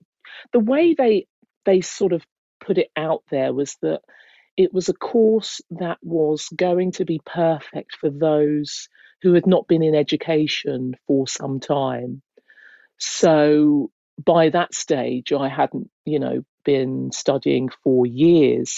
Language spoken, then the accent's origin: English; Hertfordshire, East of England, United Kingdom; moved away as an adult; now in London, United Kingdom; I was brought up in Hertfordshire, and I remained there